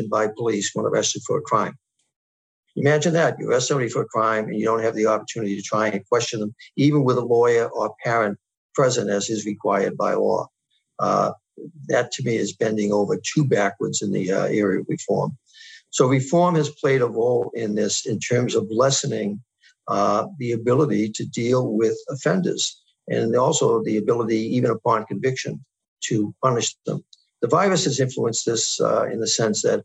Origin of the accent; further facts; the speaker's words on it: New York, United States; my home state, New York